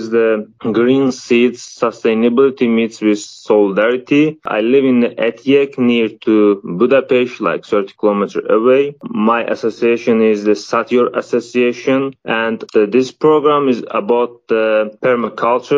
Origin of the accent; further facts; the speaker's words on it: Baku, Azerbaijan; moved away as an adult; now in Hungary; I am from Azerbaijan, the capital from Baku City.